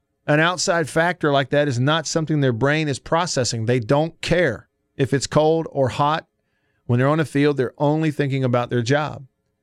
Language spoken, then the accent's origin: English; the South, United States; I grew up in Baptist churches in the South